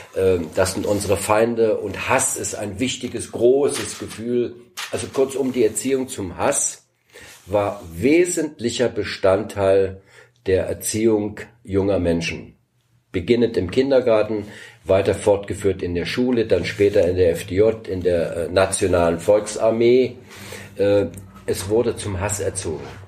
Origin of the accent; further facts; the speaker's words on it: Berlin, Germany; moved away; Ich bin ja in Ostberlin oder in Berlin geboren und äh, war zu einer Zeit Schüler, als es die Mauer noch gar nicht gab